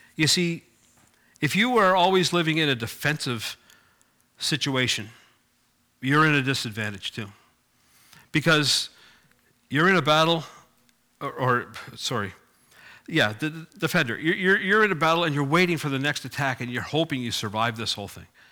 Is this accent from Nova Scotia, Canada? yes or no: yes; Cape Breton, Nova Scotia, Canada; I grew up in Cape Breton